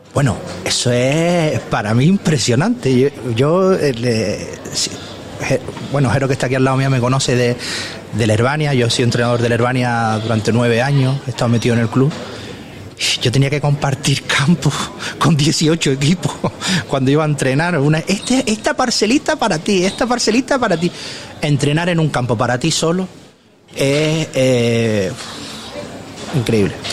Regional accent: Puerto del Rosario, Canary Islands, Spain; Yo es que soy de Puerto de Rosario, no soy del municipio de La Oliva.

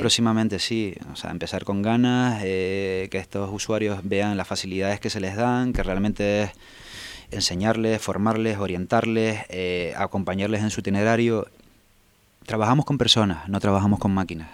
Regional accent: Tenerife, Canary Islands, Spain; yo soy de Tenerife

